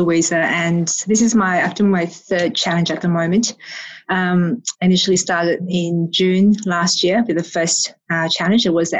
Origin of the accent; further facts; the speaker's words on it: Australia; descent, but my family moved to Australia, so we never really spoke Chinese at home. So my English is my native language